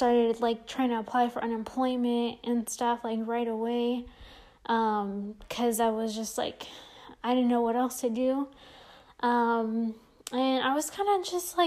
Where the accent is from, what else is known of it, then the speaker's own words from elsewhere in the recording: San Jose, California, United States; moved away as an adult; now in Las Vegas, United States; I'm originally from the Bay Area, from San Jose, California.